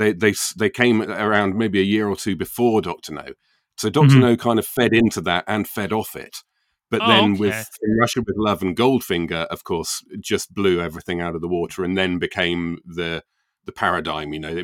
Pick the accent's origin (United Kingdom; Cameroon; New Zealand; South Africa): United Kingdom; England; Oh, God, of course, yes. Yeah, I'm English.